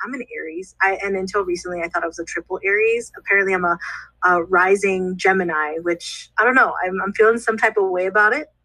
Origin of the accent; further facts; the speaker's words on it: Chicago, Illinois, United States; I'm a Chicago native